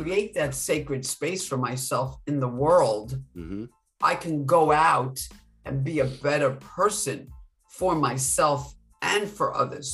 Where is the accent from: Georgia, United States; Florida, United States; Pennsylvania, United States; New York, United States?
New York, United States; moved away as an adult; now in Virginia, United States; I'm from New York. I'm trying to say my R's, coming from New York. I've been living in Virginia since November.